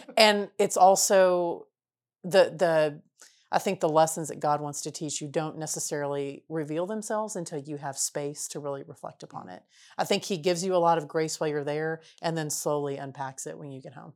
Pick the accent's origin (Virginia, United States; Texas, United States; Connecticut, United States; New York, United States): Texas, United States; we were from Texas